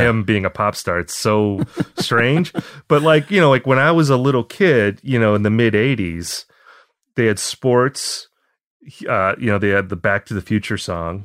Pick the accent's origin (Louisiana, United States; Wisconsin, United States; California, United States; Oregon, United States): Wisconsin, United States; Appleton; moved away as an adult; also born or lived in Eau Claire, Wisconsin; now in Minneapolis, United States; I grew up in a town called Appleton